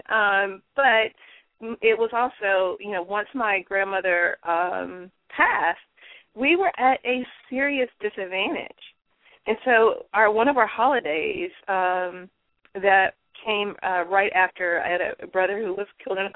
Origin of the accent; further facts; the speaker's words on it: the South, United States; I'm from the South, so we call it dressing.